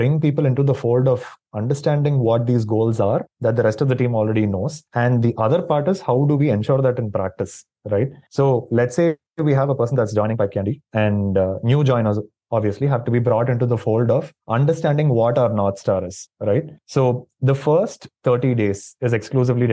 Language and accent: English; Chennai, Tamil Nadu, India; also born or lived in Doha, Qatar; I'm from Chennai. I was born here, raised here, and pretty much lived here for the most part of my life